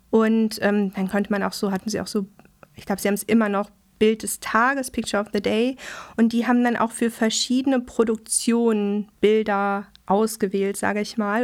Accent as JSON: {"language": "German", "town": "Dortmund", "region": "North Rhine-Westphalia", "country": "Germany", "tie": "born or raised there", "also_born_or_lived": "Welver-Weslarn, Soester Börde", "moved": "as an adult", "lives_now": "Hamburg, Germany", "said": "Ich komme aus Nordrhein-Westfalen. Mhm. Und ähm, ich habe die ersten zehn Jahre meines Lebens in Dortmund verbracht. Ah und dann noch neun Jahre ähm, ganz auf dem Land"}